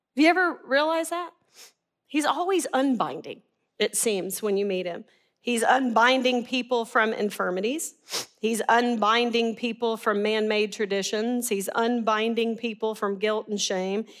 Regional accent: Arkansas, United States; we're from Arkansas

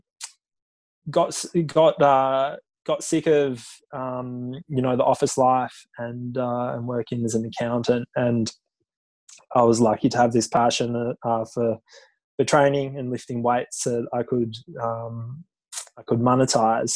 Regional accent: Tasmania, Australia; moved away as an adult; now in Sydney, Australia; I grew up in Tassie

